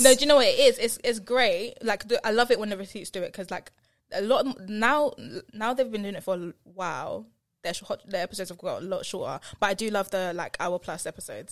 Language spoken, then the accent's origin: English; Essex, East of England, United Kingdom; accent: Essex; my Essex accent